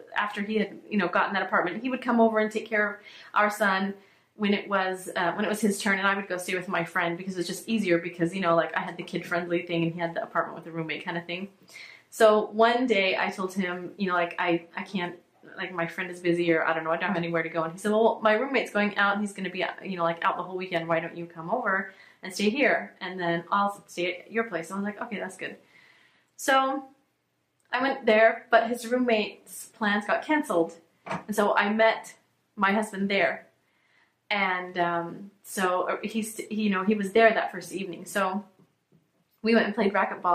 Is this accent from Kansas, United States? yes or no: yes; Hutchinson, Kansas, United States; now in Canton, Michigan, United States; I grew up in Hutchinson, Kansas, which is right in the middle of Kansas